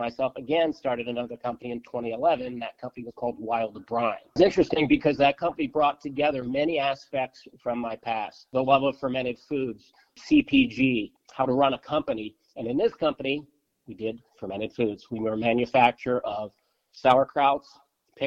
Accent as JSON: {"language": "English", "town": "Baltimore", "region": "Maryland", "country": "United States", "tie": "born or raised there", "said": "I grew up in Baltimore in a traditional Polish family"}